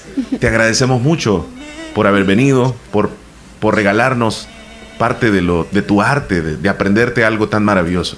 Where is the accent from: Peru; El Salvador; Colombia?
El Salvador; acá en nuestro país